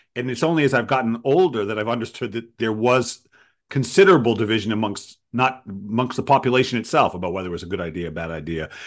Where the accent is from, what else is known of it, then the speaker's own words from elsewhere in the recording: Providence, Rhode Island, United States; I grew up in Providence